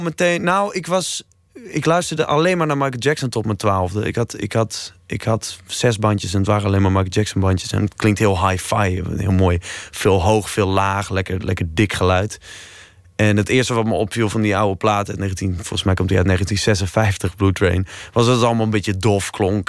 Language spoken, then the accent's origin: Dutch; Leeuwarden, Friesland, Netherlands; ik kom uit Leeuwarden.